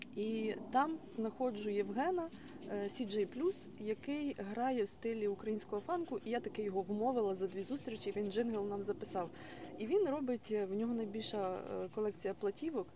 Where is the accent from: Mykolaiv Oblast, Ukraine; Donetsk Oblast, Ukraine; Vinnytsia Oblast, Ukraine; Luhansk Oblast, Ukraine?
Mykolaiv Oblast, Ukraine; Mykolaiv; now in Odesa, Ukraine; я народилась в Миколаєві, виросла в Миколаївщині